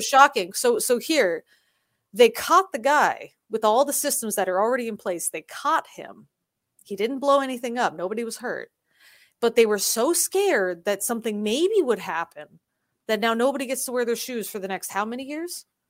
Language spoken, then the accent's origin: English; United States; now in South Korea; I'm American